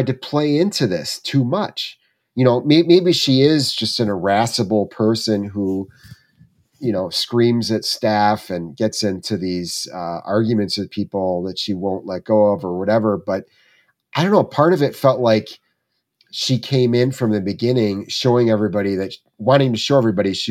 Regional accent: Southwest Michigan, United States; moved away; in Southwest Michigan, not far from my hometown

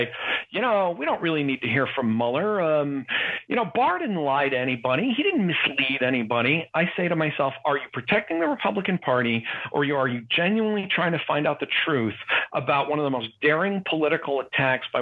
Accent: Northeast, United States; I'm from the Northeast

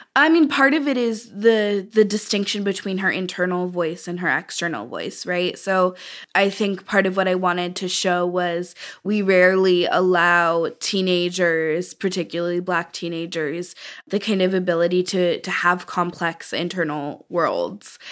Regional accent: Oakland, California, United States; I was born and raised in Oakland. I still live in Oakland, California

